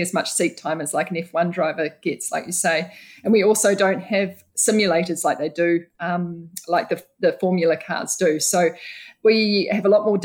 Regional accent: New Zealand; Growing up in New Zealand

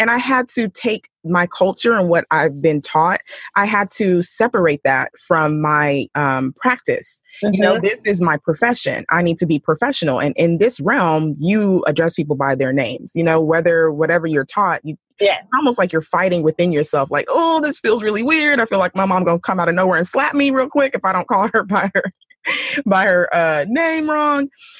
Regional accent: United States; born there; I am an American born Nigerian

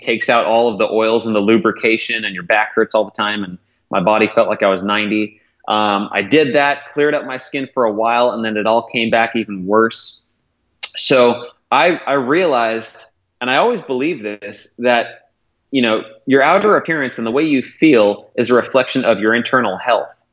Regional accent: Modesto, California, United States; I grew up in Modesto, in Northern California.

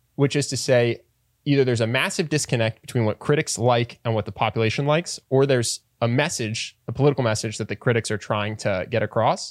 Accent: East Coast, United States; I'm from the East Coast.

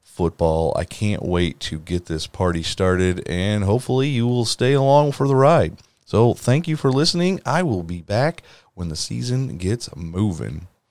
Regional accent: Wisconsin, United States; I am from the Midwest in Wisconsin, right on the border of Illinois.

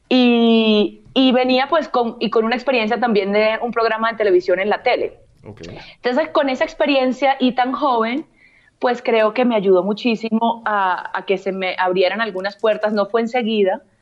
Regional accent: Venezuela; now in Colombia; yo antes de colombiana soy venezolana, yo nací en Venezuela, pasé toda mi vida en Venezuela y yo me naturalicé colombiana

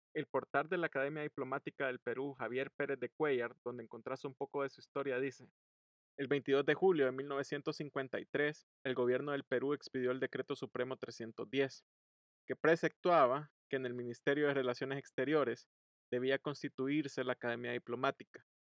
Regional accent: El Salvador; todos los que fuimos, somos y seremos salvadoreños

